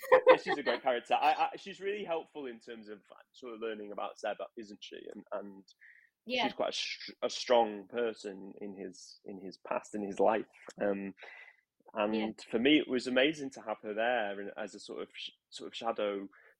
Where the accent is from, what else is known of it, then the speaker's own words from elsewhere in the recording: Manchester, North West England, United Kingdom; moved away as an adult; also born or lived in London; when I was growing up in Manchester